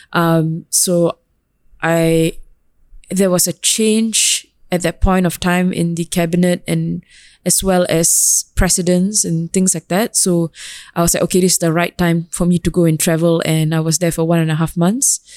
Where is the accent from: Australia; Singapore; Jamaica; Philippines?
Singapore; moved away; also born or lived in London; as a Singaporean Tamil